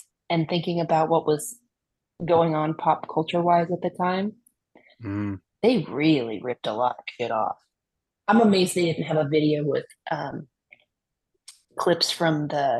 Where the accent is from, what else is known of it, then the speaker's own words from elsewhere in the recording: near Anaheim, California, United States; I grew up right near Anaheim. In fact, I lived there for a while